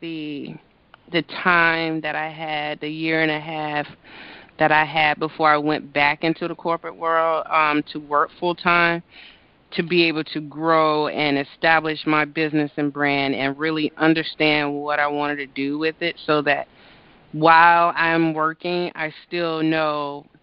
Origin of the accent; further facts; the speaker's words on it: Greensboro, North Carolina, United States; also born or lived in Boston; now in Maryland, United States; my hometown of Greensboro, North Carolina